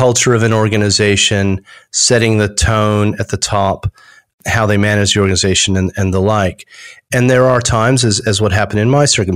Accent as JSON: {"language": "English", "country": "United States", "also_born_or_lived": "United Kingdom", "accent": "American", "moved": "as an adult", "lives_now": "Australia", "said": "although my accent's American, I've spent 27 years in Australia"}